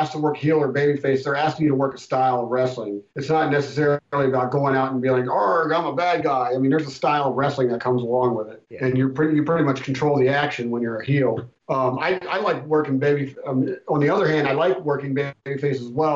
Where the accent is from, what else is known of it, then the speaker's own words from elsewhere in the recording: Maryland, United States; I'm from Maryland